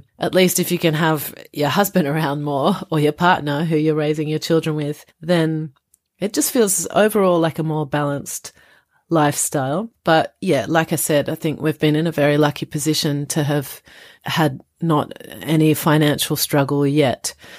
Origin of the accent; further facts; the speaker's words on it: Australia; also born or lived in France; now in London, United Kingdom; I am Australian French and I currently live in Greater London